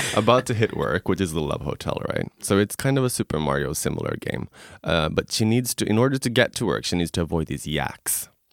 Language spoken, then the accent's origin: English; Stockholm, Stockholm County, Sweden; moved away; also born or lived in Tokyo; I'm originally from Stockholm, Sweden.